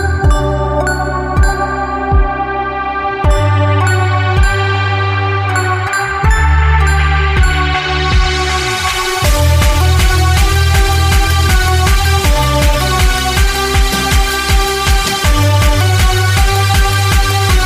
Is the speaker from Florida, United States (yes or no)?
yes; Miami, Florida, United States; I grew up in Miami